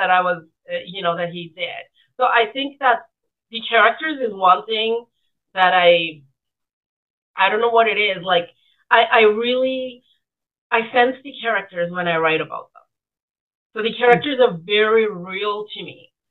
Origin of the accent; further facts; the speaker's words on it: Fiji; now in Canada; in 1970s, and I grew up in Fiji at that time.